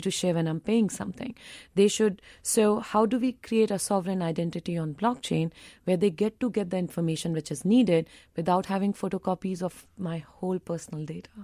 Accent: India; as an Indian

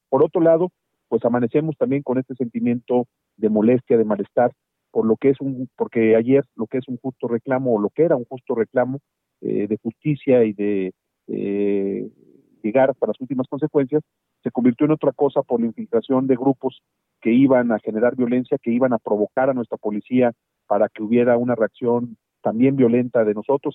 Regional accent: Mexico; Yo soy uno de los mexicanos

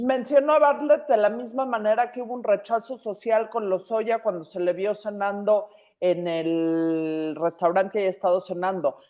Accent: Mexico; toda la gente en este país tenemos tanto más en común como mexicanos

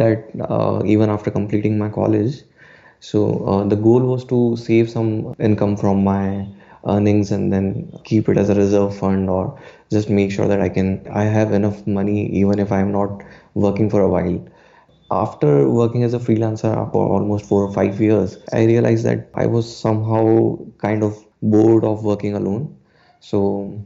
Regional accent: Udaipur, Rajasthan, India; from Udaipur

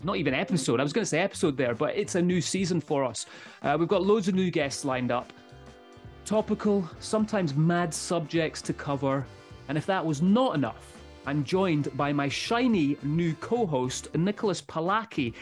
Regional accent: Scotland, United Kingdom

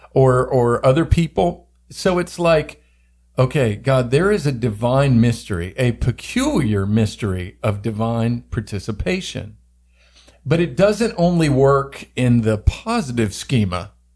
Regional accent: the South, United States; I grew up in the South

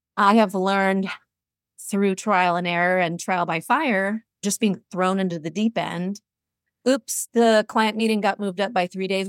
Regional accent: Seattle, Washington, United States; I'm originally from Seattle, went to University of Washington, grew up in the region

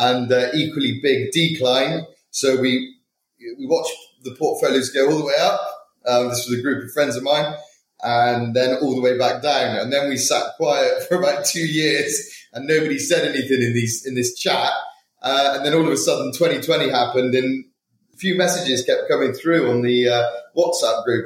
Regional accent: Bristol, South West England, United Kingdom; moved away as an adult; now in London, United Kingdom; I was originally from Bristol

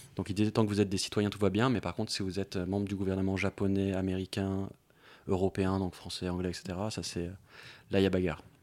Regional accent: Paris, Île-de-France, France; en tant que Parisien à Paris

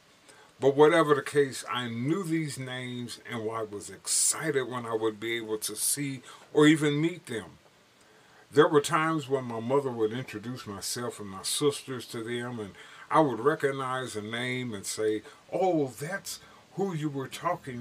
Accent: Gary, Indiana, United States; Growing up in Gary, Indiana, I learned a lot about my city, my surroundings

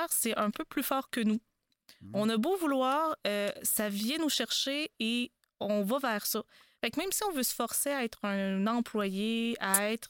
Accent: Drummondville, Quebec, Canada; Oui, ben moi je suis de Drummondville.

